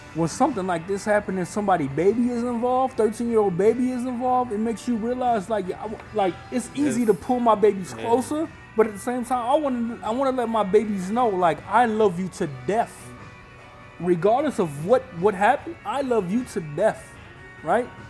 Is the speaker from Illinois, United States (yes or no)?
yes; Illinois, United States; We grew up in Illinois